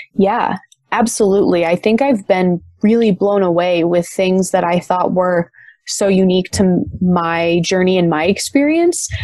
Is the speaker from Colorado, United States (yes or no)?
no; Las Vegas, Nevada, United States; also born or lived in Michigan; my family moved out to Las Vegas, which is where I currently reside. When I was ten